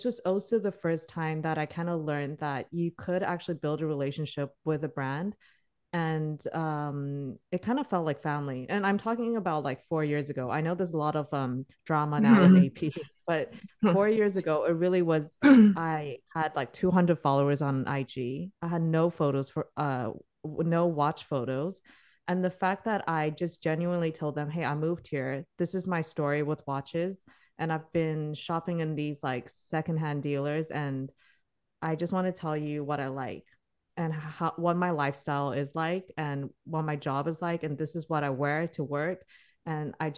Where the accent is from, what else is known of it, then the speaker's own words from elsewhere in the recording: Singapore; I grew up in Singapore